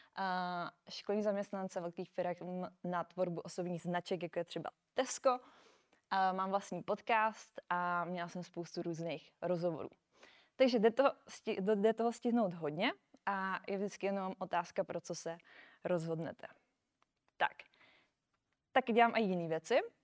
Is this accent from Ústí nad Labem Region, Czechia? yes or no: no; Brno, South Moravian Region, Czechia; moved away as an adult; now in Prague, Czech Republic; nejsem z Prahy, já jsem z Brna. Takže, takže jsem se přestěhovala do Prahy